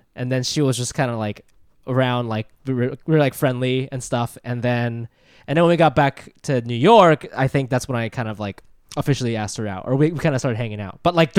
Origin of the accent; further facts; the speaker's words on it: Japan; born there; No, I was born in Japan.